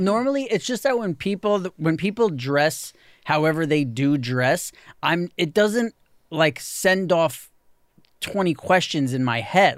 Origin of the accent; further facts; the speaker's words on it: New York City, New York, United States; growing up in New York City, I never knew anyone like